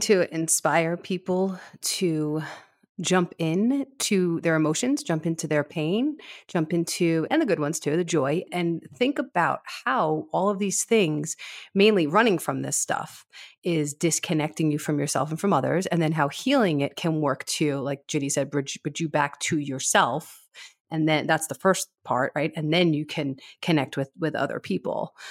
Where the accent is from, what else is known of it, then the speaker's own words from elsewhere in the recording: South Shore of Long Island, New York, United States; accent: New Yorker; moved away as an adult; also born or lived in Brooklyn / Manhattan; now in Castle Rock, United States; I was born and raised in the South Shore of Long Island